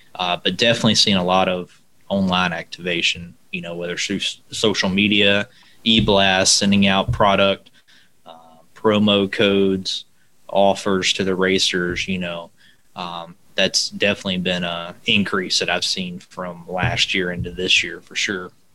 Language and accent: English; Alabama, United States; also born or lived in Lowell, Indiana; I'm from Alabama